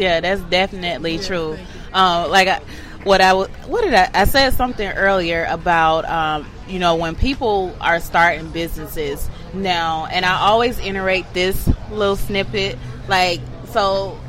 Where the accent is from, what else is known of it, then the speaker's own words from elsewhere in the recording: Atlanta, Georgia, United States; I'm from Atlanta. I'm from Bankhead